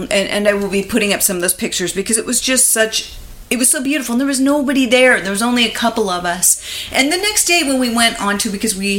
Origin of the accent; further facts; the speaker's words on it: California, United States; from California.